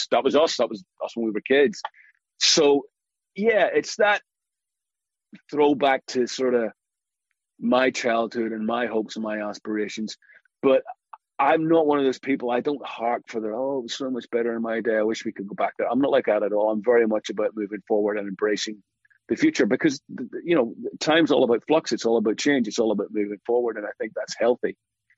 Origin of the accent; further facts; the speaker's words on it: Belfast, Northern Ireland, United Kingdom; life was like for me growing up in Belfast in the 70s and 80s